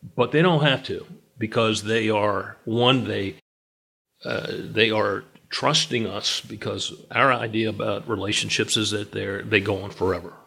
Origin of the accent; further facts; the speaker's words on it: Virginia, United States; also born or lived in Charlotte, North Carolina; I was born and raised in Virginia